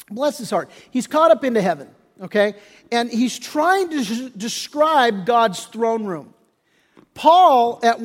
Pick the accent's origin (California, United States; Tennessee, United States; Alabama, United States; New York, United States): California, United States; Redondo Beach; I grew up in Redondo Beach